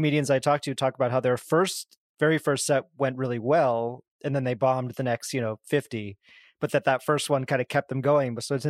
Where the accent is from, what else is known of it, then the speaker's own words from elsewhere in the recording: Boston, Massachusetts, United States; moved away as an adult; now in Los Angeles, United States; Well, I live in L.A. I'm from Boston, but I live in L.A. now. Like 10 years, something like that.